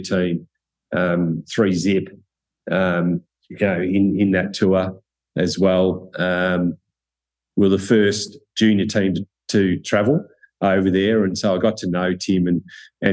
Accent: Cobram, Victoria, Australia; I was from Country Cobram.

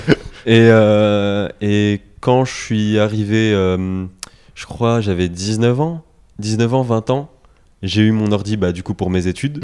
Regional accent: France; on est français

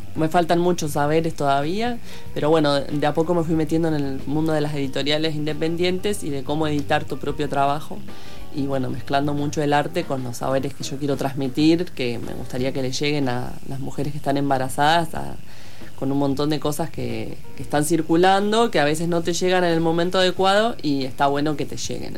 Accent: Argentina; also born or lived in El Hoyo; los tengo en mi casa en Argentina

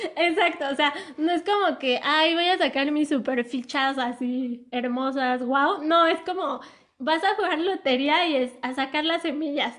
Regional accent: Mexico; como mexicanos

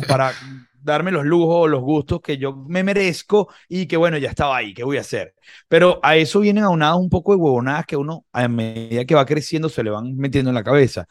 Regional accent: Venezuela; Nosotros como venezolanos

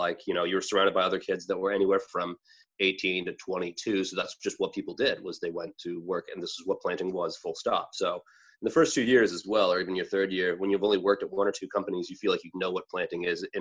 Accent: near Peterborough, Ontario, Canada; I went back to Trent, which was near my hometown. And a lot of my friends moved from my hometown to Peterborough

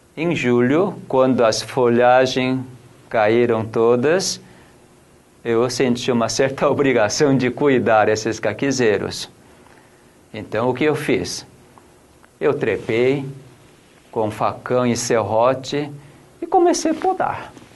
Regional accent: South Korea; also born or lived in São Roque, Brazil; now in Brazil; eu sou coreano

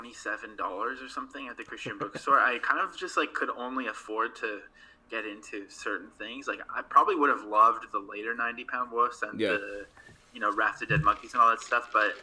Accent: Abbotsford, British Columbia, Canada; also born or lived in Calgary, Canada; now in Montreal, Canada; the people that I grew up with in Abbotsford

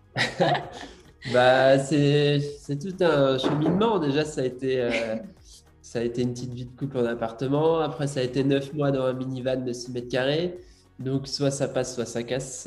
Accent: Brittany, France; je suis breton. Euh, morbihanais.

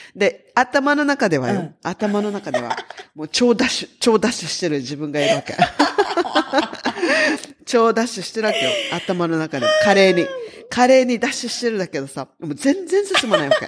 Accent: Okinawa, Japan; 沖縄出身

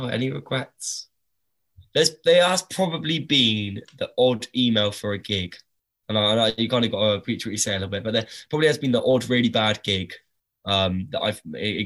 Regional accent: Southampton, South East England, United Kingdom; it's my hometown

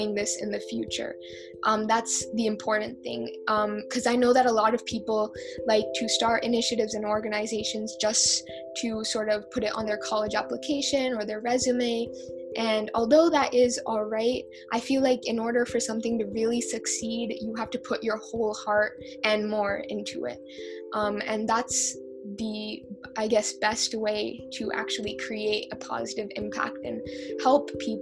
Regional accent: United States; also born or lived in India; I was born and raised here, and for all throughout elementary school

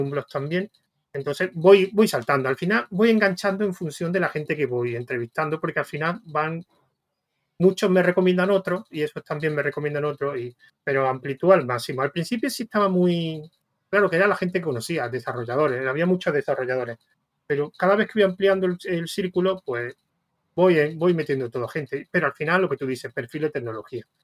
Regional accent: Spain; en España somos muy de PHP

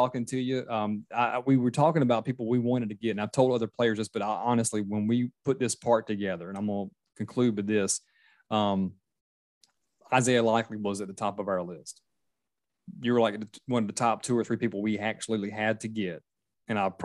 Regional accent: Myrtle Beach, South Carolina, United States; now in Charleston, United States; I live in Charleston area, but I grew up in Myrtle Beach

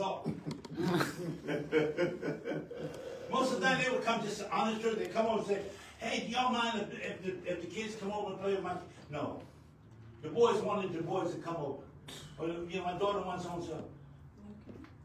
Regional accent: New York, United States; moved away; also born or lived in New Mexico; I'm born and raised in New York, but we came from a place out of New Mexico

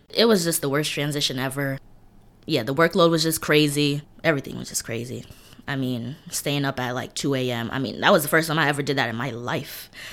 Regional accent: New York City, New York, United States; I grew up in East New York, Brooklyn

